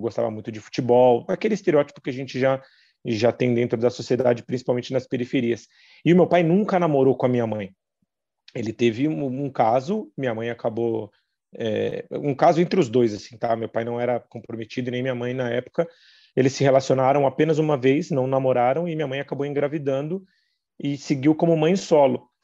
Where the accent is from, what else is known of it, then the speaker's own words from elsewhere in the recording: Taboão da Serra, São Paulo, Brazil; Eu nasci e cresci em Taboão da Serra